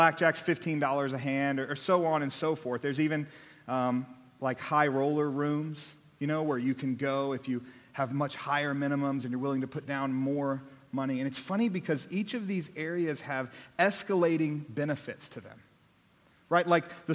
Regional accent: Austin, Texas, United States; also born or lived in Abilene / Dallas; I was born here in Austin, born and raised. I was here for my first 18 years

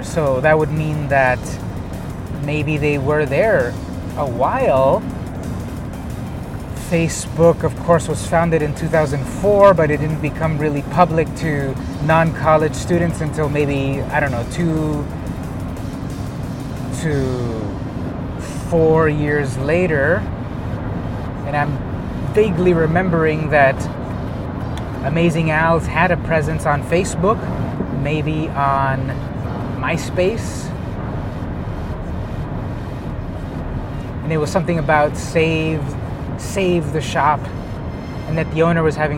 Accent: Imperial Beach, California, United States; Omni Comics was located basically where I grew up in Imperial Beach

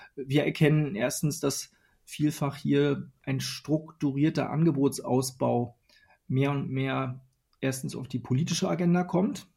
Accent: Western Pomerania, Mecklenburg-Vorpommern, Germany; now in Berlin, Germany; in meiner Heimat in Vorpommern, also in einem der ländlichsten Regionen Deutschlands oder hier in Berlin

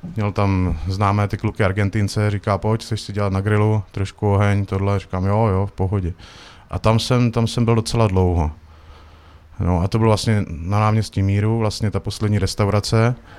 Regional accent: Uherské Hradiště, Zlín Region, Czechia; moved away as an adult; also born or lived in Prague / Norway; se vraceli domů tady na Moravu, protože jsme původem tady z Hradiště

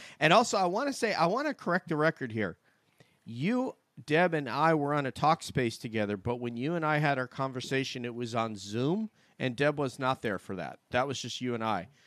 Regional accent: New York, United States; born or raised there; moved away

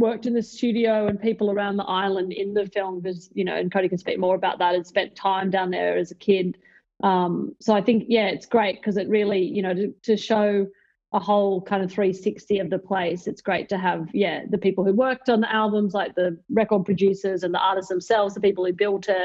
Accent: Sydney, New South Wales, Australia; I'm a director from Sydney.

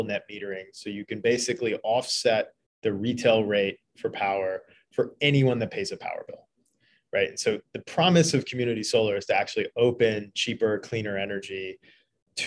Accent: Eastern Kentucky, United States; moved away as an adult; also born or lived in Philadelphia / Washington, D.C.; I grew up in Eastern Kentucky, so coming to Philly was a big change.

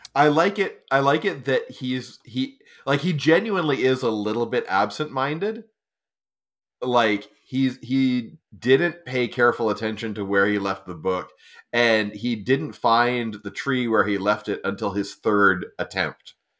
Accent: Estonia; moved away; I grew up in Estonia

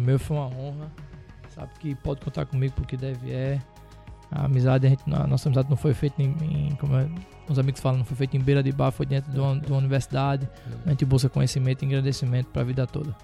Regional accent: Rio Grande do Norte, Brazil; 34 anos, sou potiguar

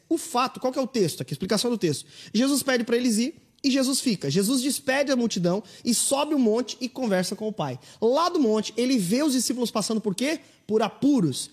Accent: southern Santa Catarina, Brazil; Eu sou do sul do estado, cara. Eu sou bem aí pertinho aí, Samuel. Eu sou de Sara, cara. Eu nasci em Sara aí no sul do estado

